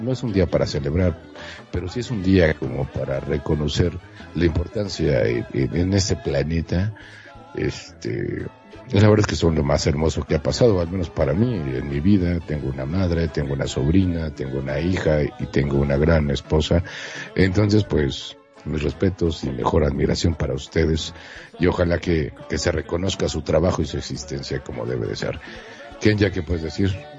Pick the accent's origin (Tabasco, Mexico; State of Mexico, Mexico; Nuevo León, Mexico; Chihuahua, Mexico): Nuevo León, Mexico; Monterrey; yo soy de Monterrey, Nuevo León, México, entonces soy medio, medio, medio norte, bueno, no, soy norteño y medio